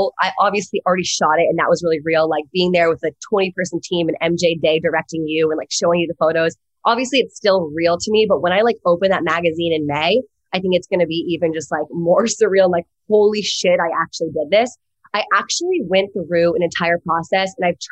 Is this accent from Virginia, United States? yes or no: yes; East Coast, home Virginia, United States; moved away as an adult; now in Los Angeles, United States; I'm from the East Coast, but went to USC on a lacrosse scholarship